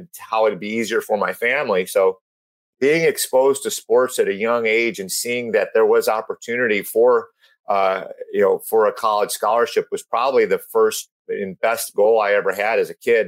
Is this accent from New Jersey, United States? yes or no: no; North Chicago, Illinois, United States; moved away as an adult; now in California, United States; I grew up on Argonne Drive, North Chicago